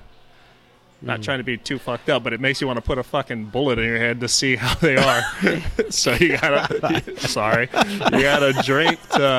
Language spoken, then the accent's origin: English; Blythe, California, United States; moved away; as a young kid growing up in Blythe.